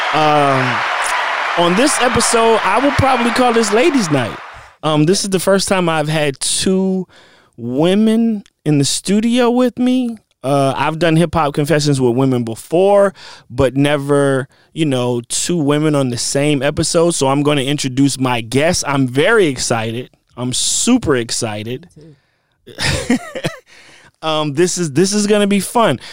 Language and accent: English; Virginia, United States; now in Los Angeles, United States; we are from Virginia and we both live in the same vicinity